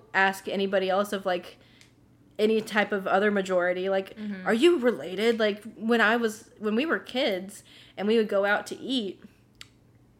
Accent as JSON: {"language": "English", "region": "Central Texas", "country": "United States", "tie": "born or raised there", "said": "I grew up in Central Texas, like Central Northern Texas"}